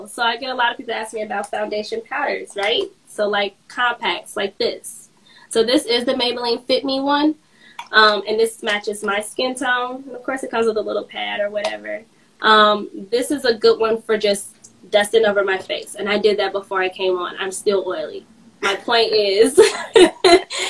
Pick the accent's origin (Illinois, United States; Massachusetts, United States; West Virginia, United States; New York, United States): Illinois, United States; Chicago; I'm from Chicago, born and raised